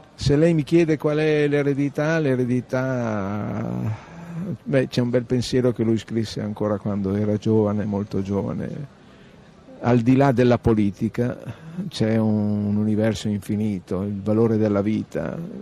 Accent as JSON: {"language": "Italian", "town": "Reggio Emilia", "region": "Emilia-Romagna", "country": "Italy", "said": "Io sono di Reggio Emilia"}